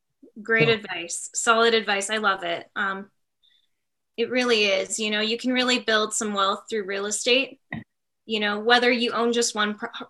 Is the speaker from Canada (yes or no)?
yes; Canada; As a Canadian, I remember being like